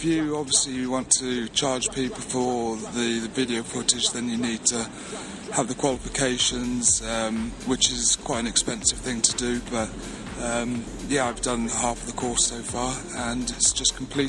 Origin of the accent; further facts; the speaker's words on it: Wales, United Kingdom; Personally, I think we sound not the most intelligent, but I can say that because I'm Welsh.